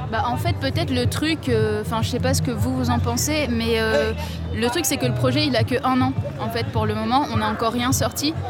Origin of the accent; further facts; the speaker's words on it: Réunion; On vient de La Réunion tous les deux